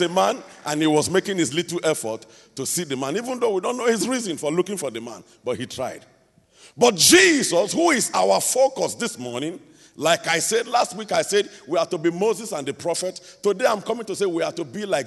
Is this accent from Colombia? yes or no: no; Nigeria